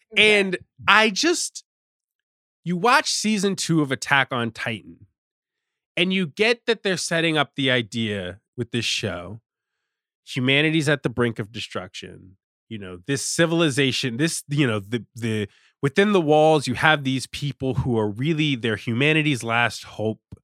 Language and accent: English; Richmond, Virginia, United States; I'm from Richmond, I'm from Virginia